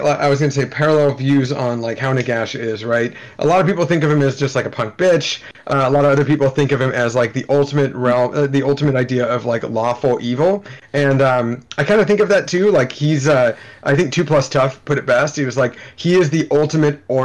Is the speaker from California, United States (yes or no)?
yes; Oakland, California, United States; I grew up in the Bay Area in California